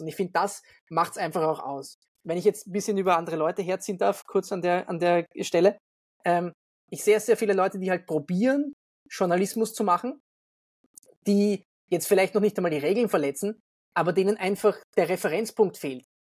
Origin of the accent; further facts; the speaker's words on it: Vienna, Austria; wo ich wohne oder wo ich herkomme, Wien